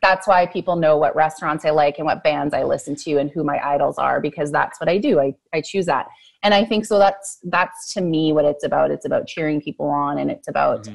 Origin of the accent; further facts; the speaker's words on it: Fort McMurray, Alberta, Canada; I grew up in Fort McMurray and yeah. went through the school system there.